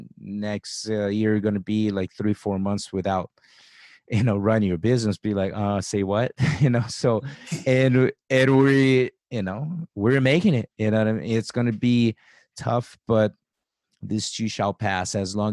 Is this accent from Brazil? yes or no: yes; Brazil; now in United States; I came from Brazil